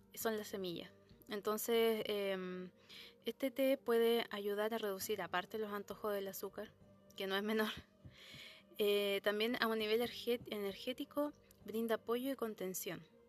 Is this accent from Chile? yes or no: yes; Concepción, Biobío, Chile; Yo soy de Concepción